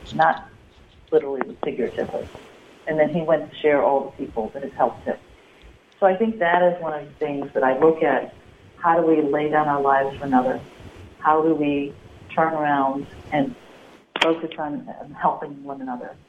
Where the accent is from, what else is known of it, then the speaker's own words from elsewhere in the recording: Midwest, United States; as a child, you know, growing up in the Midwest